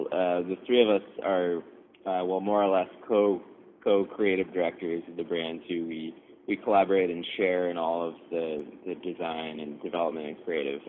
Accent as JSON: {"language": "English", "region": "coast of Maine", "country": "United States", "tie": "born or raised there", "also_born_or_lived": "Providence", "moved": "as an adult", "said": "I grew up on the coast of Maine, small town, and also moved to Providence to attend college"}